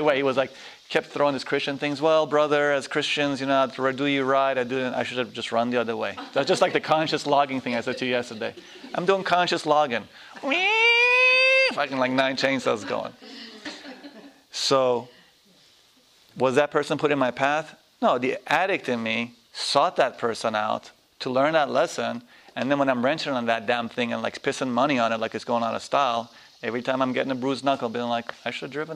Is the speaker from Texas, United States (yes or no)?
no; New York, United States; I'm a New Yorker, not an American